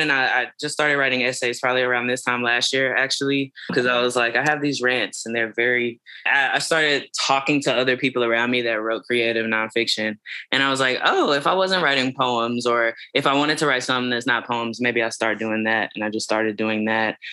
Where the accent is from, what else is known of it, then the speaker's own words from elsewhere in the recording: Fort Worth, Texas, United States; also born or lived in Austin, Texas; I grew up on the east side of Fort Worth, Texas